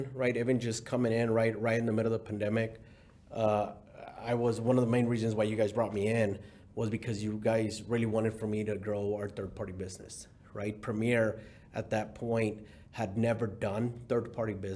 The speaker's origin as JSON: {"language": "English", "town": "Houston", "region": "Texas", "country": "United States", "tie": "born or raised there", "also_born_or_lived": "Mexico", "said": "I was born in Mexico. I was raised in Houston since about the age of, I don't know, 6, and then I guess 7, 8"}